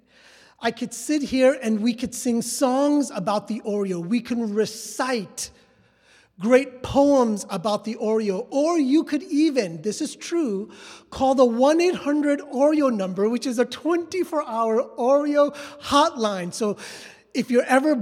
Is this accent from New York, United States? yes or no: yes; New York City, New York, United States; moved away as an adult; also born or lived in Westchester / southern India; So my parents made the trek slowly up to the Bronx and then Westchester, but New York City was all that I had known. I've been to elementary school, high school, and then college